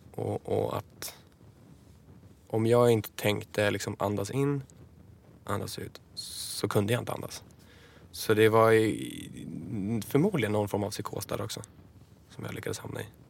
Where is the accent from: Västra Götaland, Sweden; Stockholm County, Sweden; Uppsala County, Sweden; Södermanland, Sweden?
Uppsala County, Sweden; Enköping; hemma i Enköping